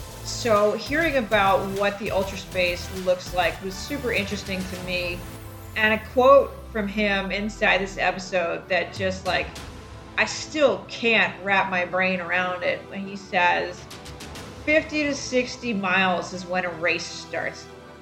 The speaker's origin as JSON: {"language": "English", "area": "Delaware County", "region": "Pennsylvania", "country": "United States", "tie": "born or raised there", "moved": "yes", "lives_now": "Houston, United States", "said": "I grew up in Delaware County."}